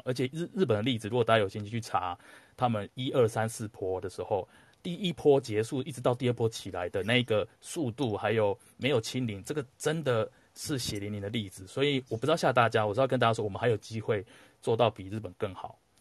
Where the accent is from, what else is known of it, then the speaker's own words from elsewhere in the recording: Taiwan; moved away; 唯一两个都是来自台湾的哈， 我是来自台湾人， 它是来来自台湾的九层塔